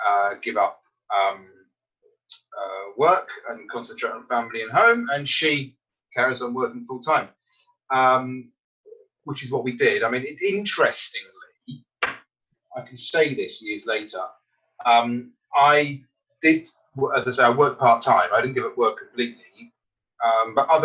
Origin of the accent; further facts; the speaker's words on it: United Kingdom; now in Surrey, United Kingdom; being British